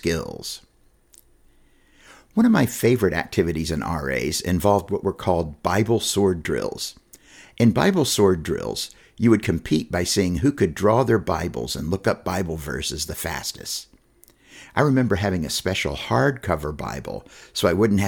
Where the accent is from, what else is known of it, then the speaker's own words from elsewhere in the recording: Knoxville, Tennessee, United States; I was born in Knoxville, in the East Tennessee Valley. When I was growing up, pretty much the first question you asked people was not, where do you go to school, but rather, where do you go to church?